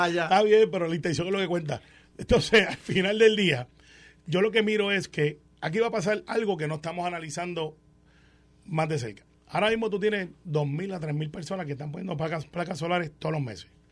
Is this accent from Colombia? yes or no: no; Puerto Rico; como puertorriqueño